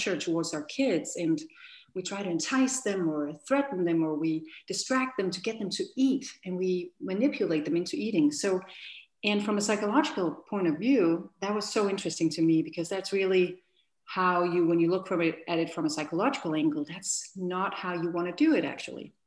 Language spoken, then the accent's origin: English; Denmark; moved away as an adult; now in United States; my husband and I, we are from Denmark